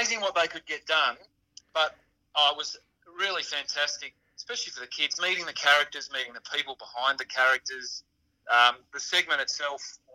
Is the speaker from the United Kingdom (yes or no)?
no; Geelong, Victoria, Australia; Growing up in Geelong in the late 70s, early 80s